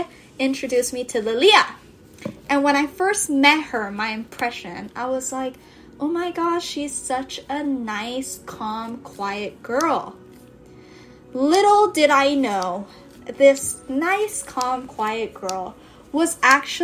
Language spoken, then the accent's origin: English; Kailua-Kona, Hawaii, United States; We're from Big Island of Hawaii. Wesai konasai. Kailua Kona. So when we say home, that's where we're referencing